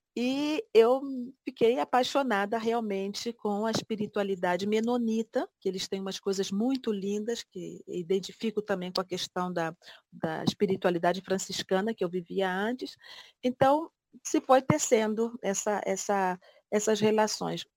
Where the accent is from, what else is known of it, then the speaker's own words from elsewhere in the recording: Barra do Piraí, Rio de Janeiro, Brazil; Barra do Piraí, que é a cidade de onde eu venho no Rio de Janeiro